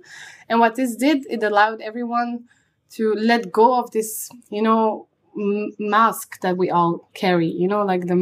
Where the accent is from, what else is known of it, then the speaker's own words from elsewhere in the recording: Antwerp, Flanders, Belgium; I'm from Antwerp